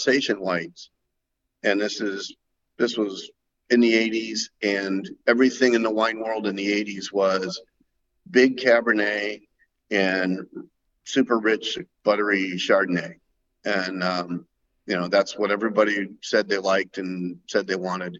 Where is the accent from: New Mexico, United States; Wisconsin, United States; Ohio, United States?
Ohio, United States; moved away as an adult; also born or lived in Columbus, Ohio / California; now in Willamette Valley, Oregon, United States; Originally, I'm from Ohio.